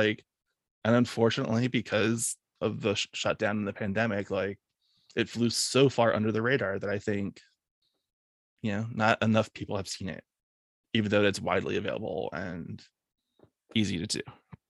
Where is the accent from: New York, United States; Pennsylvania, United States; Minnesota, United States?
Pennsylvania, United States; Philadelphia; But at the same time, I'm Philadelphian.